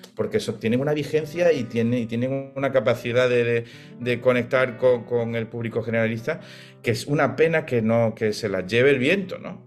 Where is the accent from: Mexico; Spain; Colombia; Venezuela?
Spain; Málaga, Andalusia; soy de Málaga